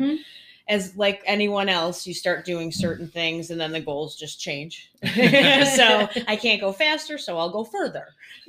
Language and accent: English; Buffalo, New York, United States; moved away as an adult; now in Rochester, United States; Cause I'm originally not from Rochester. I'm Buffalo. So I've just moved to Rochester 3 years ago.